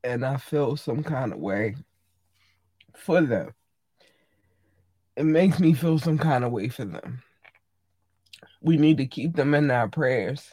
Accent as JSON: {"language": "English", "town": "Baltimore", "region": "Maryland", "country": "United States", "said": "I'm from Maryland. I live in Baltimore. Well, I live in Baltimore County, but I'm from Baltimore City"}